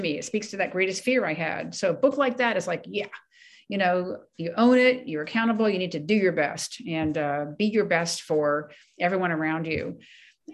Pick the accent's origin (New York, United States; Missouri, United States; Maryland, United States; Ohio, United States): Maryland, United States; Ellicott City; also born or lived in Takoma Park, Maryland; I was born and raised in Ellicott City, Maryland, which is inland